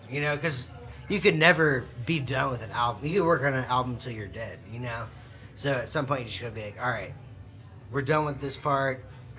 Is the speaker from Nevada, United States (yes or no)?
no; Houston, Texas, United States; I'm from Houston. Actually, I'm from right down the road.